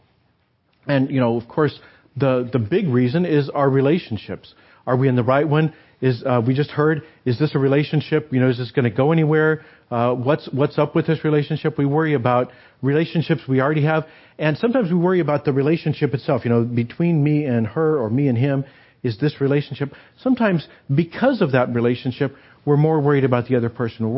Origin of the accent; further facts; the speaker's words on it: New Mexico, United States; moved away; I grew up in New Mexico